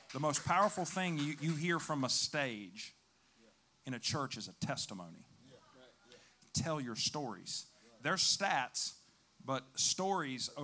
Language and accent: English; West Virginia, United States; also born or lived in Chicago, Illinois; So I went from downtown Chicago to the sticks of West Virginia